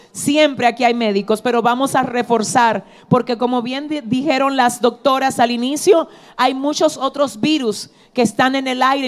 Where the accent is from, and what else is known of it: Dominican Republic